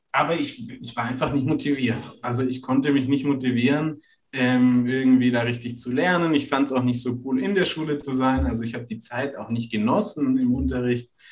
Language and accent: German; Renningen, Baden-Württemberg, Germany; Und ursprünglich komme ich aus der Nähe von Stuttgart aus einem ganz kleinen Örtchen, das heißt